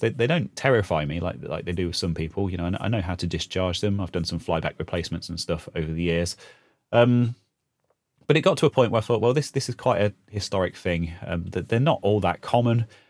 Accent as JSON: {"language": "English", "area": "Leicestershire", "region": "East Midlands", "country": "United Kingdom", "tie": "born or raised there", "said": "I was born in Leicestershire and I still live in Leicestershire in the Midlands in the U K"}